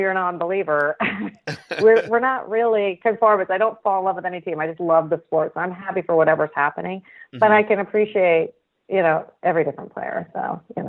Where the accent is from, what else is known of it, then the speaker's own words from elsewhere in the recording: Pacific Northwest, United States; now in Oregon, United States; I'm not Canadian, and I didn't grow up in the Midwest. I'm a Pacific Northwesterner, and it wasn't until into my 20s I moved to Oregon